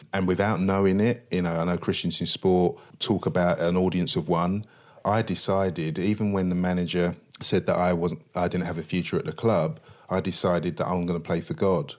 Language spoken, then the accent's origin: English; London, United Kingdom; I grew up in Stratford, East London, lived on the seventeenth floor of a block of flats